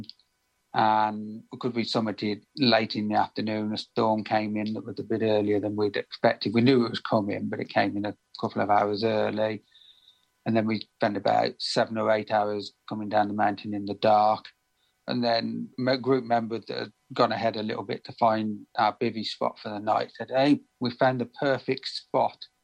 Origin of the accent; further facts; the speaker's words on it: Birmingham, West Midlands, United Kingdom; I'm from Birmingham in the UK